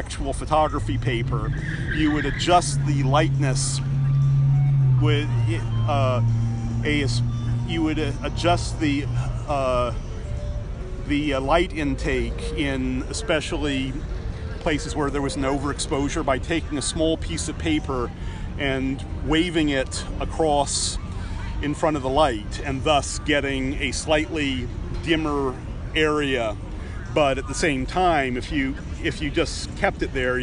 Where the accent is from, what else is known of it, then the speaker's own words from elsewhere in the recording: New England, United States; growing up in New England